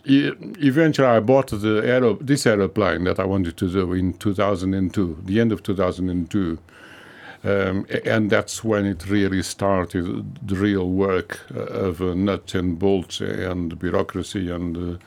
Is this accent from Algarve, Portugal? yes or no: no; Lisbon, Portugal; born there; English is a second language; moved away; I was born in Lisbon.